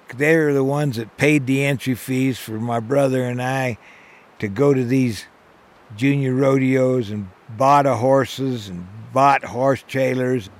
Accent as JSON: {"language": "English", "region": "Arizona", "country": "United States", "tie": "born or raised there"}